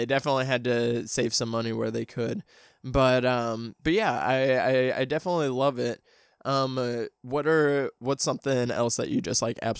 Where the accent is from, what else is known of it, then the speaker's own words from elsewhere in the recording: Midwest, United States; I mean, I'm from the Midwest as well. So like, I definitely like know those towns that are like that.